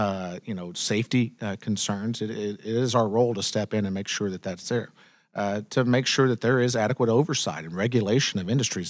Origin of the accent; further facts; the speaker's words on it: Carthage, Texas, United States; my home where I grew up in Panola County in Carthage